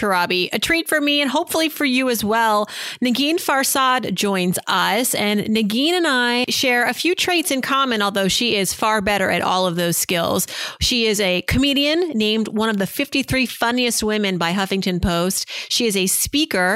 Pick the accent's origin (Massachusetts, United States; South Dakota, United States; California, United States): Massachusetts, United States; Worcester; the playground growing up in Worcester, Massachusetts